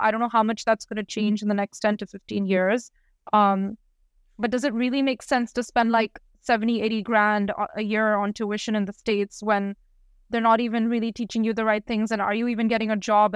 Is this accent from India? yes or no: yes; India; moved away; I'm originally from India